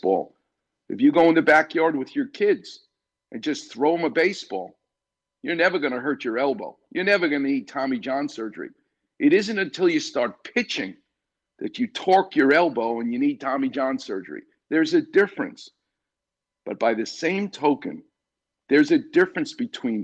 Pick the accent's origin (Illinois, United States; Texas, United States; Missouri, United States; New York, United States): New York, United States; New York City; I'm from the streets of New York. I'm from Far Rockaway.